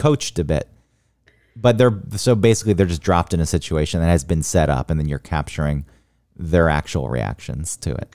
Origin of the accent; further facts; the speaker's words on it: the South, United States; growing up in the South